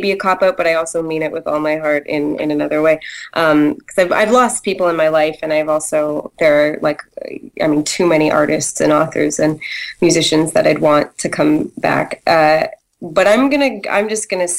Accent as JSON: {"language": "English", "country": "Canada", "tie": "born or raised there", "said": "I grew up in Canada"}